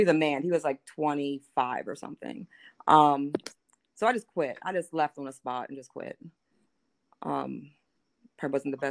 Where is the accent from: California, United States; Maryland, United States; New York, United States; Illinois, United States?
Maryland, United States; Baltimore; moved away as an adult; now in Hagerstown, United States; I'm from Baltimore